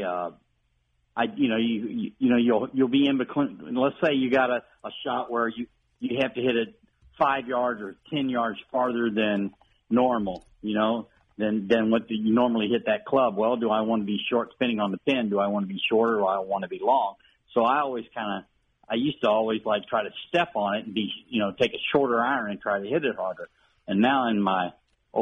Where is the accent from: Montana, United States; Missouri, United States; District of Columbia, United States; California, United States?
Missouri, United States; Elsberry; now in Innsbrook, United States; I grew up in Ellsbury. My dad was a realtor up there